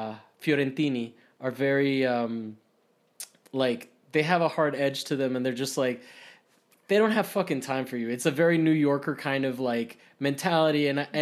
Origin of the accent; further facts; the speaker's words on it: Rome, Lazio, Italy; because I grew up in Italy, in Rome, and Romans are very outgoing, right?